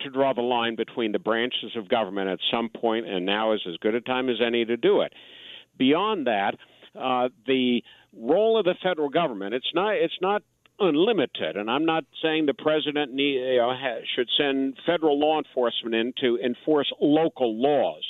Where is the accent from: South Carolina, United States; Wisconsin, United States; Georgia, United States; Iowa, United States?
Georgia, United States; Atlanta; my hometown of Atlanta